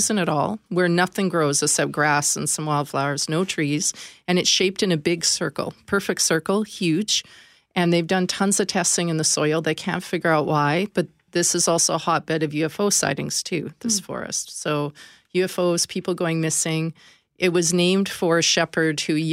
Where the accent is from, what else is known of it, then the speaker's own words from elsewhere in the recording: Canada; being Canadian